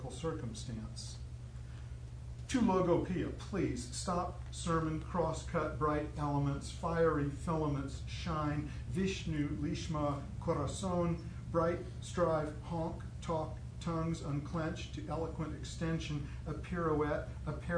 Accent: San Jose, California, United States; also born or lived in Palo Alto; I grew up in San Jose, went to school in Palo Alto

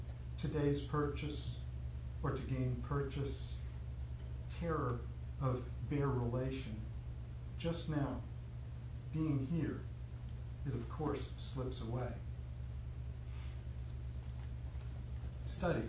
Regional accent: San Jose, California, United States; also born or lived in Palo Alto; I grew up in San Jose, went to school in Palo Alto

